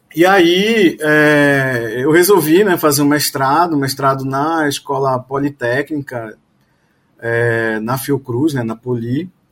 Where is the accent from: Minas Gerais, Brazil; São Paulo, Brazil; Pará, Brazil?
Pará, Brazil; Belém; moved away as an adult; also born or lived in Porto Alegre / Rio de Janeiro / Portugal; now in Bahia, Brazil; Eu sou, eu sou de Belém, mas assim, eu fiz residência em Porto Alegre. Depois eu fui para o Rio.